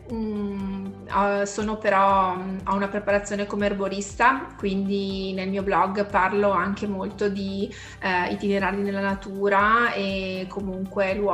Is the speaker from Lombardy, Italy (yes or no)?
no; Vicenza, Veneto, Italy; io sono di Vicenza, eh, cittadina del Veneto